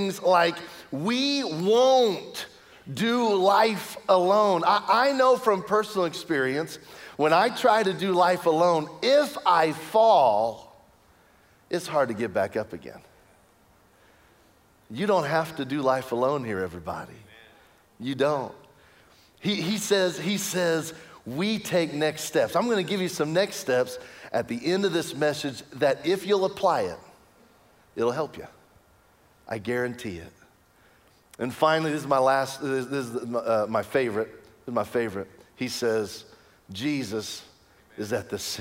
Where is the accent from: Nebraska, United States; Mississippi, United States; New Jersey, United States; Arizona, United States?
Nebraska, United States; Lincoln; now in Kansas, United States; I was born in Lincoln, Nebraska.